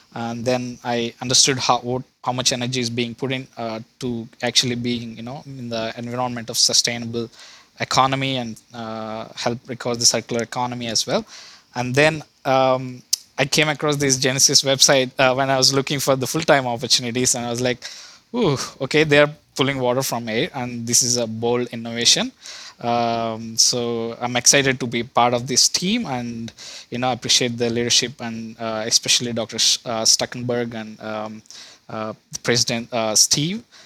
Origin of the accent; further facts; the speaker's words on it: India; moved away as an adult; also born or lived in Cleveland, United States / Arkansas, United States; now in United States; I was originally from India, uh, where I did my undergrad there and then, uh, decided to move to U S in, uh, two thousand, back in two thousand fifteen for my higher education